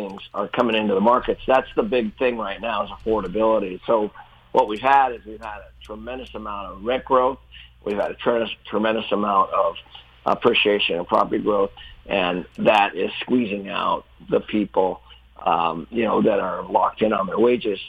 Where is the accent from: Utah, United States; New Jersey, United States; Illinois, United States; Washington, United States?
Washington, United States; Seattle; I grew up in Seattle